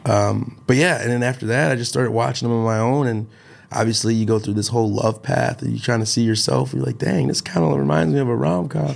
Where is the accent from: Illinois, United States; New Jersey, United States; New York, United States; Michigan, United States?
Illinois, United States; Chicago; from Chicago.